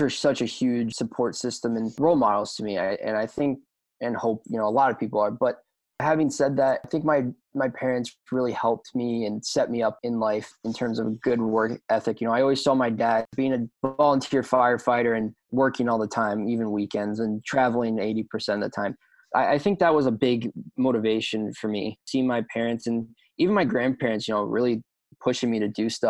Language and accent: English; right west of Philadelphia, Pennsylvania, United States; also born or lived in near Washington, D.C.; now in Woodbury, United States; I was born right outside D.C. I live a majority of my life right west of Philadelphia